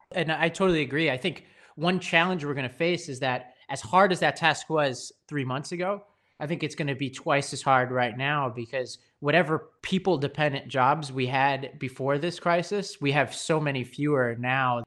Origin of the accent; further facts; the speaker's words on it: New York City, New York, United States; I grew up on Staten Island, New York